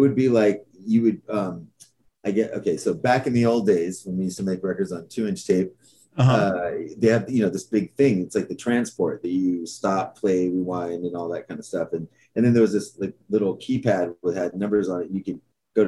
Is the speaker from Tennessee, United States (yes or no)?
no; Los Angeles, California, United States; born or raised there; also born or lived in San Francisco